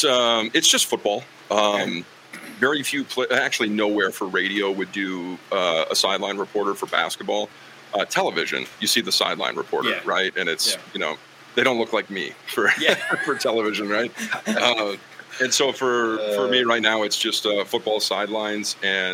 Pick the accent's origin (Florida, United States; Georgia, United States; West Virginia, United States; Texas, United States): West Virginia, United States; now in Wyoming, United States; being a fan of Pittsburgh and stuff like that was just growing up in West Virginia. And then, you know, being in Wyoming, I'm a Cowboys fan.